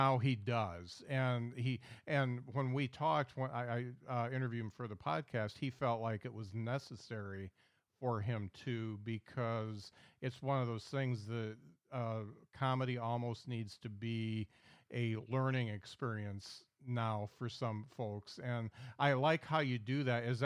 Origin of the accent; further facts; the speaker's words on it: South Bend, Indiana, United States; moved away as an adult; now in Huntsville, United States; growing up in the South Bend area